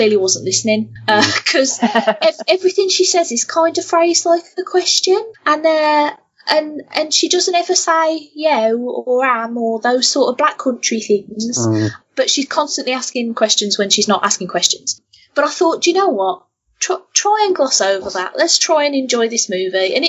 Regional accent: Birmingham, West Midlands, United Kingdom; I'm not from Wolverhampton, I'm from Birmingham, and my accent, I know, is different to a Wolverhampton accent

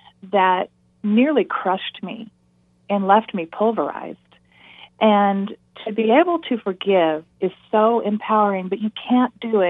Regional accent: Nevada, United States; I grew up in Nevada

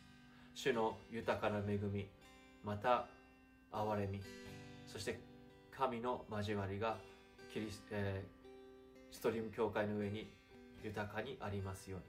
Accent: Japan; first language Japanese; English is a second language

